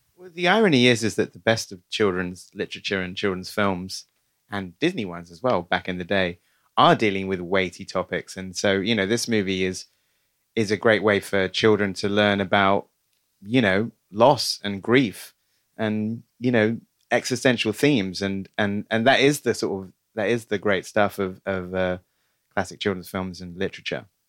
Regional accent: United Kingdom; as a Brit

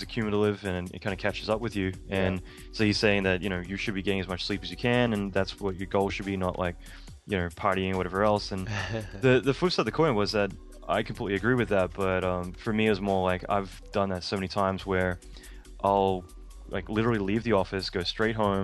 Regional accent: Australia; moved away as an adult; now in United States; being Australian

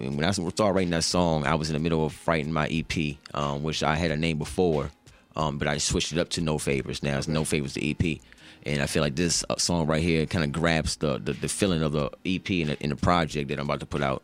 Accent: Charlottesville, Virginia, United States; growing up in Charlottesville

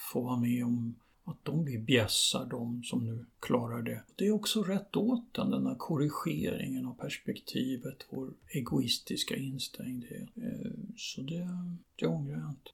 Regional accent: Sweden; jag är visserligen född i Sverige

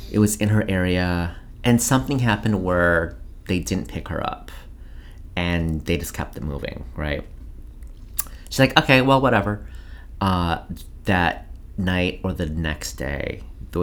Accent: Coon Rapids, Minnesota, United States; growing up in Coon Rapids, Minnesota

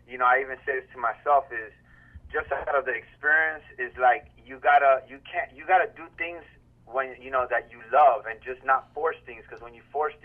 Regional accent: Miami, Florida, United States; also born or lived in New York; I was born in New York, you know, in the 80s, and then came down to Miami-Dade, you know, as a youngin'.

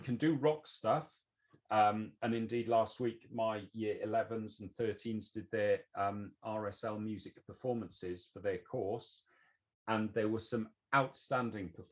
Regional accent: Wales, United Kingdom; now in England, United Kingdom; I'm Welsh. I was born and brought up in Wales. I've moved into England

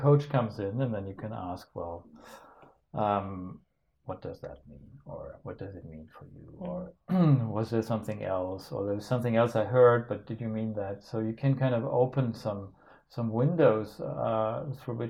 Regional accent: Denmark; I'm from Denmark

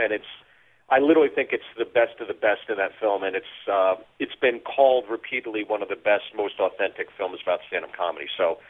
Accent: Freehold, New Jersey, United States; moved away; also born or lived in Pittsburgh / Chicago; where I grew up because, you know, the calling card when you're from Freehold is that's where … from. And my background is that I'm Korean and Irish. I'm Caucasian and Asian, which makes me Caucasian, is the proper term.

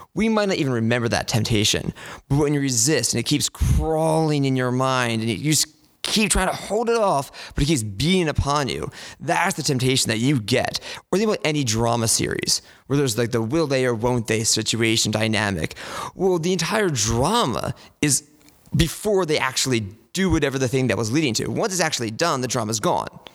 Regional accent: Glenside, Pennsylvania, United States; I'm from St. Luke's in Glenside, which is just to the north of the city

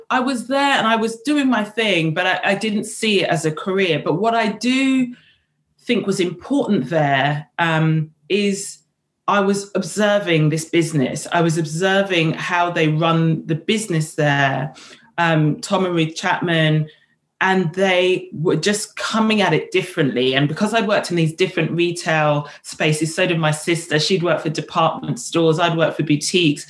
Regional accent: London, United Kingdom; also born or lived in Kenya / St. Kitts; I grew up in Ealing in West London

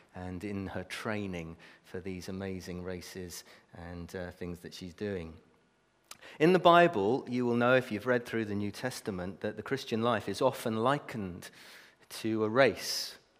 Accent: Brazil; moved away; I was brought up in Brazil

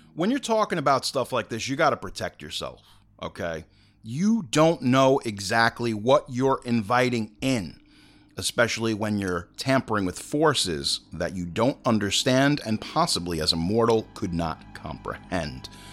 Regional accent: Long Island, New York, United States; I'm from Long Island as a native

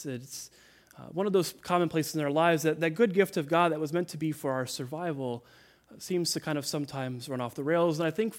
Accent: Midwest, United States; You know, I grew up in the Midwest, and severe weather would roll in, and I remember I had these distinct memories of the sirens going off and having to hide in the basement

